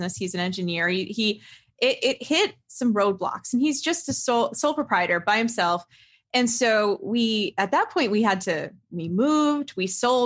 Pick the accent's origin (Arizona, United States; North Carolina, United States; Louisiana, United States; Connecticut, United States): Connecticut, United States; I grew up in Connecticut, and my father's self-employed